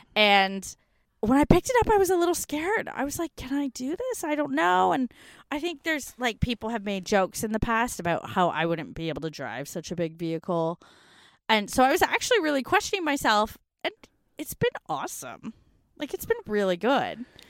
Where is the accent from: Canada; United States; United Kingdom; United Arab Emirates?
Canada; now in Australia; as a North American growing up in Canadian history classes, I didn't know until I moved to Australia